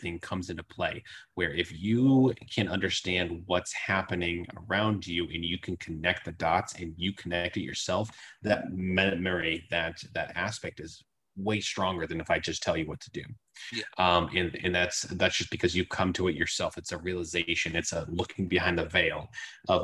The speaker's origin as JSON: {"language": "English", "region": "Massachusetts", "country": "United States", "tie": "born or raised there", "said": "I grew up in Massachusetts"}